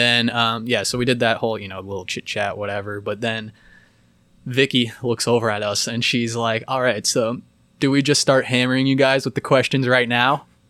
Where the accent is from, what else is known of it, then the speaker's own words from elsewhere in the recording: Boulder, Colorado, United States; born there; I was born in Boulder.